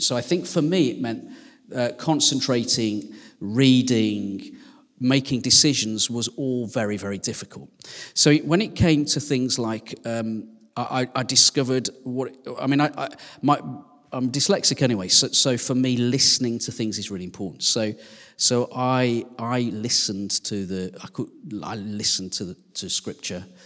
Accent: West Midlands, United Kingdom; now in Sheffield, United Kingdom; I'm from the West Midlands

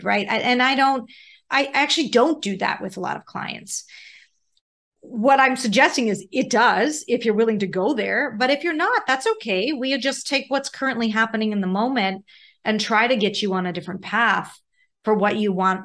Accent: Pittsburgh, Pennsylvania, United States; moved away; I grew up in Pittsburgh

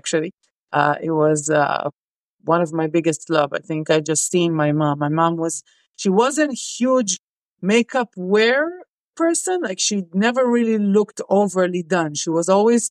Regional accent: Israel; I grew up in Israel, and serving is mandatory for us

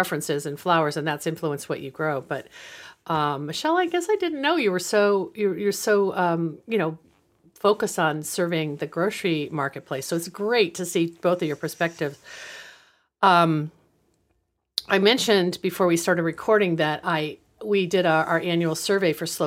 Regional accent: West Coast, United States; I was from the West Coast

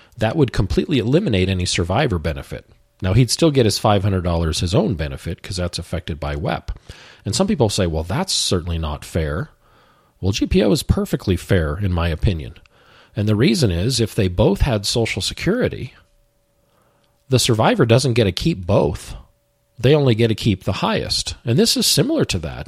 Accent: the West, United States; growing up in the West, I have a Western bias

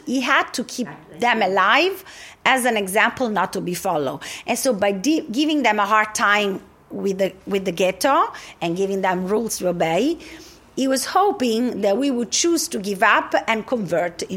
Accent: Rome, Lazio, Italy; The Jewish community of Rome, it's a unique community, because we came straight from Jerusalem

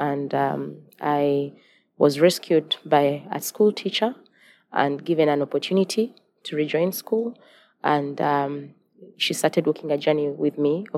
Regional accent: Uganda; I'm from Uganda, and I'm the founder and executive director of the Remnant Generation.

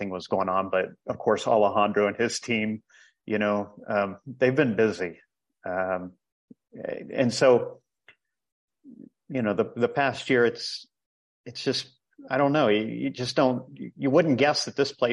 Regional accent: Ohio, United States; moved away as an adult; also born or lived in Costa Rica; now in El Salvador; I'm originally from Ohio

